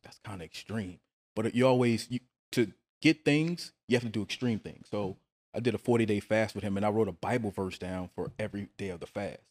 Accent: New Orleans, Louisiana, United States; I'm actually from New Orleans.

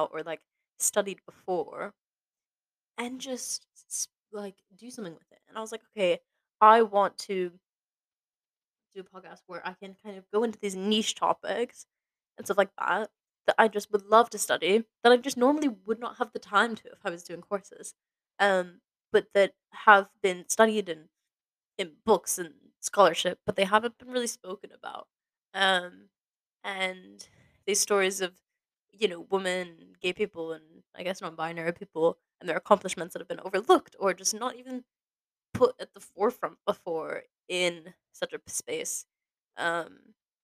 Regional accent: Boston, Massachusetts, United States; moved away as an adult; also born or lived in Scotland; growing up in Boston, or like around Boston, as an only child

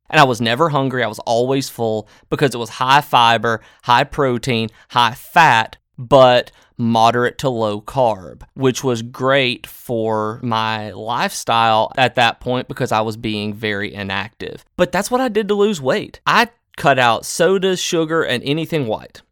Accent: the South, United States; Growing up in the South

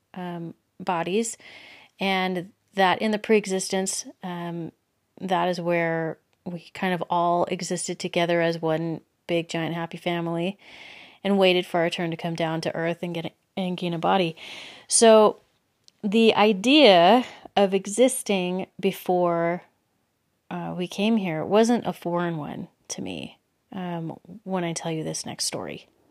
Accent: Los Angeles, California, United States; moved away as an adult; also born or lived in Belgium / Texas; now in Utah, United States; I grew up in Southern California in the L A area. I lived there up until I was twenty-one

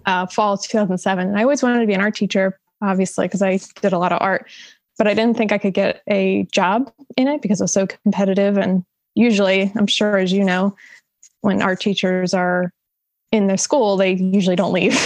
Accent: Salem County, New Jersey, United States; growing up in Salem County, it's basically all farms too.

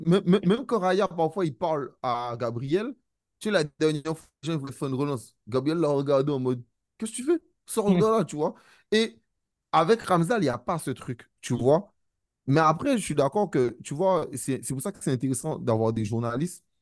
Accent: Guadeloupe, France; je suis Guadeloupéen

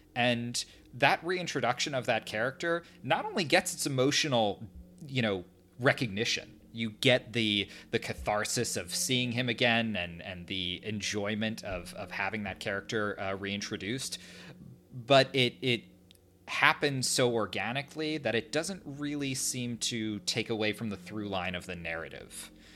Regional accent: New Jersey, United States; right now I am a English teacher, uh, up in New Jersey where we, where we spent most of our days

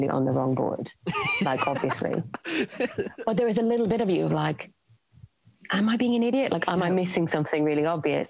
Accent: Ireland; moved away; I'm originally from Ireland

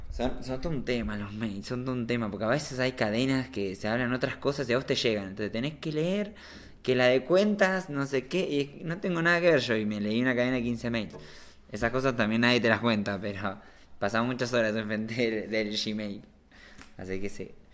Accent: La Plata, Buenos Aires Province, Argentina; also born or lived in Barcelona, Spain; now in Andorra; yo soy un chico de La Plata que estaba medio de onda ahí en Barcelona

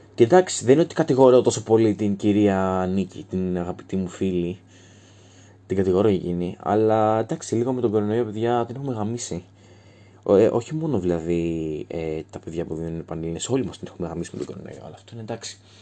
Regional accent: Thrace, Greece; είμαι πανθρακικό, γιατί είμαι από τη Θράκη

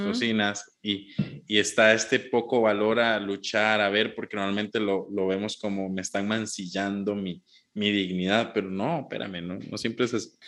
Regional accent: Heredia, Costa Rica; aquí en mi pueblo natal, en, Heredia

